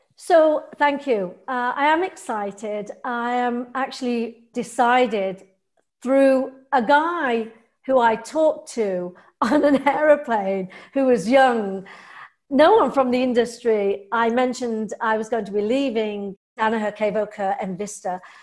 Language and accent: English; England, United Kingdom; I'm English